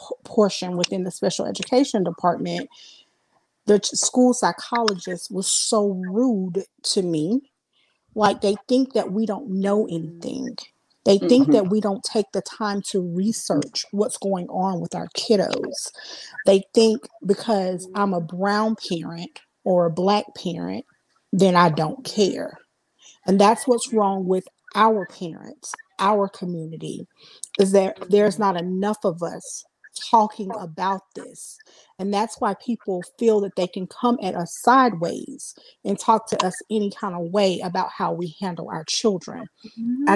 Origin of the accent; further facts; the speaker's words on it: South Carolina, United States; I'm from South Carolina